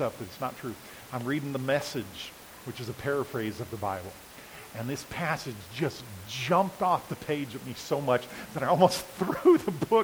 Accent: United States; we as American people

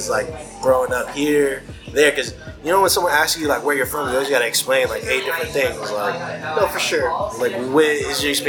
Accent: Japan; yeah, we grew up in Japan, bro.

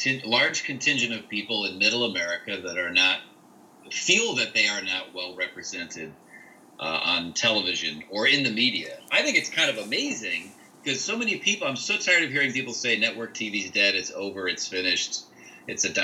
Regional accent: Cleveland, Ohio, United States; moved away as an adult; now in Los Angeles, United States; I grew up in Ohio, and I lived there until I was 20 years old, and I moved out to L.A.

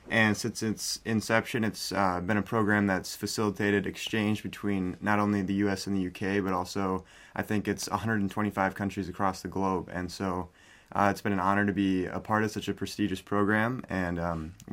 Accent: Sioux Falls, South Dakota, United States; I'm from Sioux Falls, South Dakota.

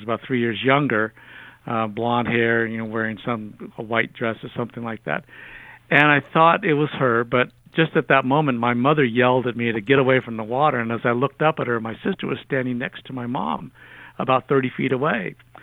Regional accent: Alameda, California, United States; when I was about 12 years old, growing up in Alameda

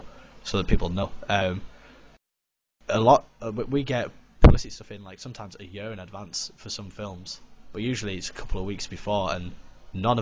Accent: Middlesbrough, North East England, United Kingdom; we're from Middlesbrough

